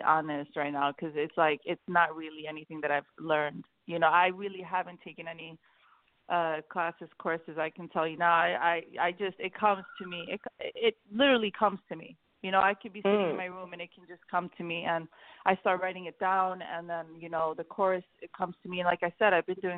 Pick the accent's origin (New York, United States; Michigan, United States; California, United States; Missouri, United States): New York, United States; also born or lived in Sweden; I grew up in New York. I was born in Sweden, and I moved out of here. My parents moved to New York when I was five, and I grew up in New York most of my life.